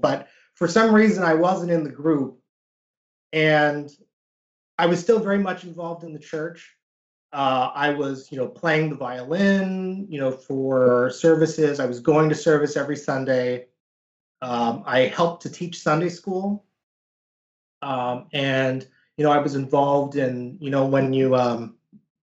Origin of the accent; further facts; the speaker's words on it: United States; growing up as a Korean American in the United States